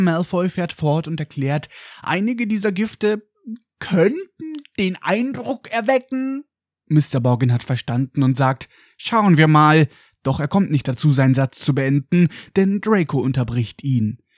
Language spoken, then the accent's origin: German; Germany; bei uns in Deutschland